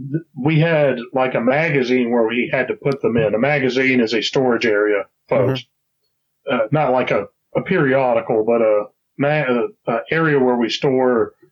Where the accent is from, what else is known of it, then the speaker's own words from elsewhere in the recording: Texas, United States; Rah, rah, rah, I'm from Texas.